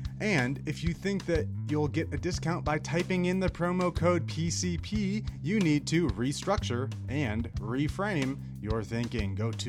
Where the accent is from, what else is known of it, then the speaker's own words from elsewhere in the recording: Golden Valley, Minnesota, United States; I grew up in Golden Valley, Minnesota, suburb of Minneapolis, Minnesota.